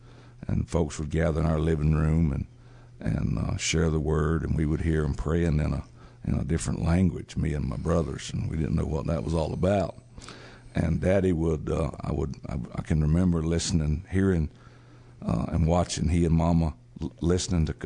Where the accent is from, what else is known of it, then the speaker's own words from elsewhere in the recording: South Georgia, United States; moved away as an adult; we born down there and growing up in South Georgia, farming life